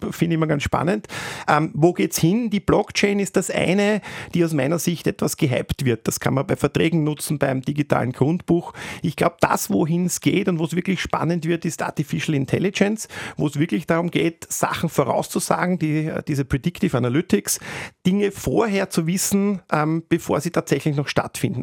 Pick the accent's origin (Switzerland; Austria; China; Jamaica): Austria; bei uns in Österreich